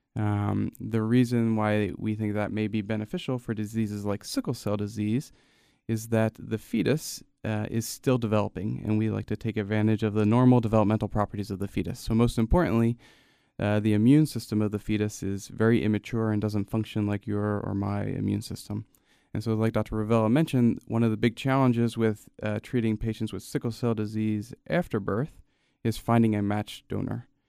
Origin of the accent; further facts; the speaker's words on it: Gloucester City, New Jersey, United States; also born or lived in Camden, New Jersey; I grew up fifteen, twenty minutes outside of Chap, uh, in a town called Gloucester City